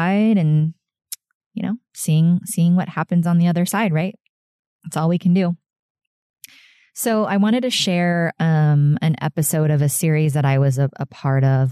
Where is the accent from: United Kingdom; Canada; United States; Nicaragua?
United States; Sarasota, Florida; my hometown of Sarasota, Florida